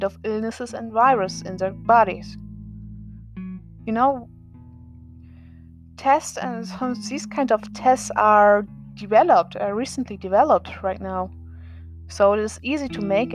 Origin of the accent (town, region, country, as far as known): Germany; born or raised there; English is a second language